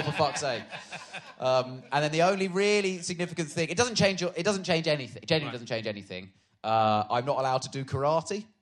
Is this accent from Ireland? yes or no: no; Swindon, South West England, United Kingdom; moved away; also born or lived in Harpenden; I was born in Swindon